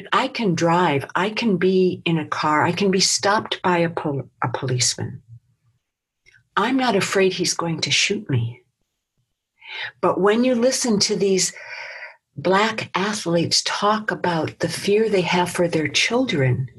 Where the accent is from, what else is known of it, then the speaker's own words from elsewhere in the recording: Detroit, Michigan, United States; I grew up in Detroit, so I grew up in the riots